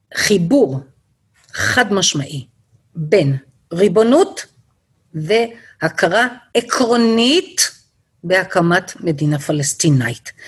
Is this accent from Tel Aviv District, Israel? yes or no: yes; Bnei Brak, Tel Aviv District, Israel; now in Kedumim; אצלנו בבני ברק בפרדס היה לנו סליק של לחי, ואני בבית שמעתי דברים